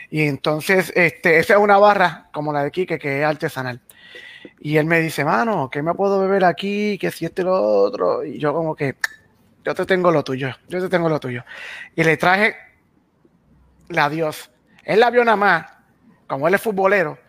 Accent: Puerto Rico; lo que es este naranja, eh, aquí le llamamos China

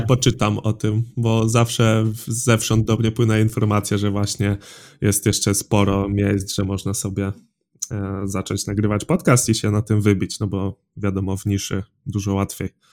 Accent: Drawsko Pomorskie, West Pomeranian Voivodeship, Poland; pochodzę z Drawska Pomorskiego, to jest mniej więcej środek województwa zachodniopomorskiego

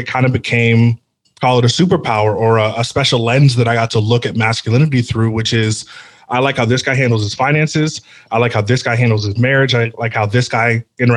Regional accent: near San Francisco, California, United States; I grew up near San Francisco, so it's kind of just a humongous melting pot

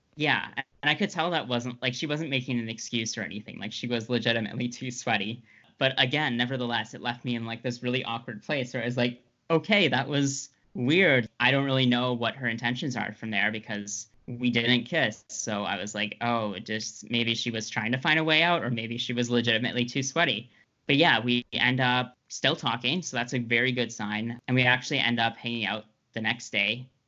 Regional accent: Ottawa, Ontario, Canada; I grew up in Ottawa

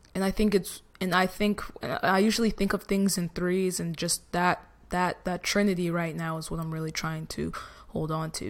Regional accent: New Jersey, United States; I'm from Jersey

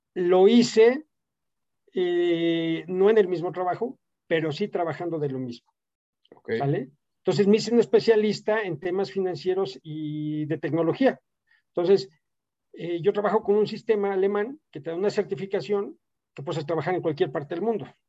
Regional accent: Mexico; moved away as an adult; also born or lived in Italy / United States / Germany

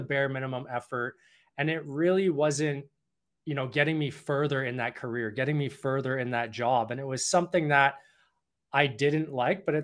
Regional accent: Toronto, Ontario, Canada; now in Vancouver, Canada; I'm originally from Toronto

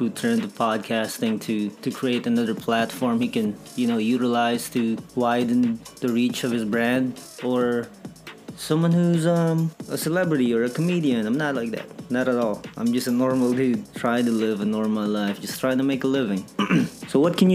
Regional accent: Philippines; I'm from the Philippines, right? Filipino, full-blooded, proud Filipino

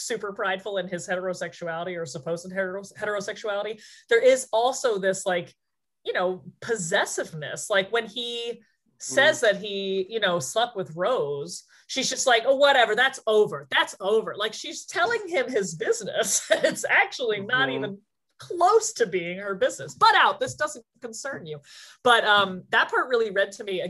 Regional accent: New Jersey, United States; I'm from New Jersey

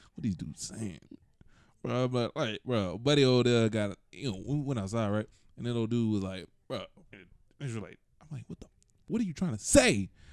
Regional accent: Atlanta, Georgia, United States; I'm from Atlanta and I talk like I'm from Atlanta.

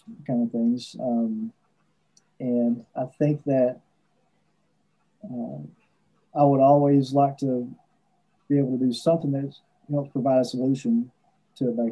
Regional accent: Prestonsburg, Kentucky, United States; it's my hometown

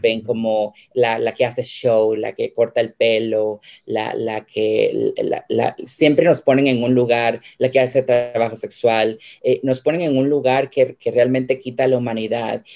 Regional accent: Guatemala; now in United States; yo soy guatemalteca, soy una mujer emigrante

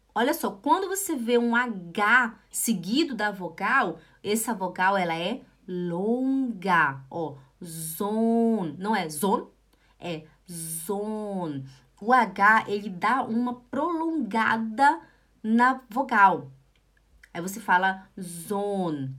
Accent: Brazil; nós brasileiros

